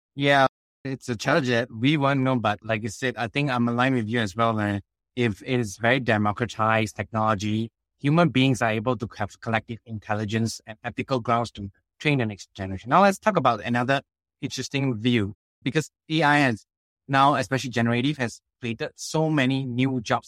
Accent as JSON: {"language": "English", "country": "Singapore", "also_born_or_lived": "Australia / United States / China", "said": "I came from the Singapore education system"}